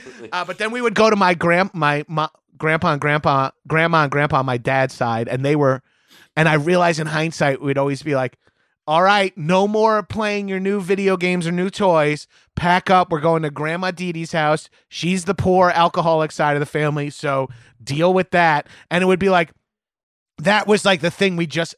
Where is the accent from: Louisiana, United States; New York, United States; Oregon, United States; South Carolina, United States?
New York, United States; Long Island; I make this joke all the time, but I'm from Long Island and growing up in like the 80s and 90s, like my family thought I was gay because I like really liked movies.